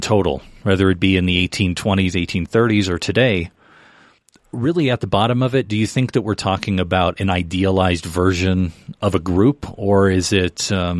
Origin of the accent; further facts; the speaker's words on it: Detroit, Michigan, United States; we're from Detroit